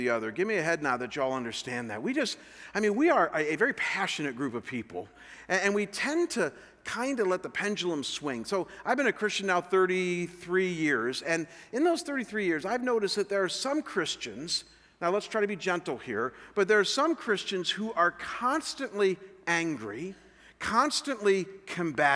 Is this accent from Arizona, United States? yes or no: no; Chagrin Falls, Ohio, United States; moved away; Chagrin Falls is my hometown where I'm from